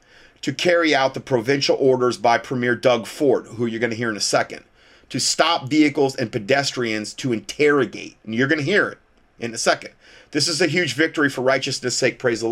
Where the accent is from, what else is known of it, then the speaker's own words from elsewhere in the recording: Canada; I'm a Canadian, and we were just told yesterday we are in a much stricter lockdown now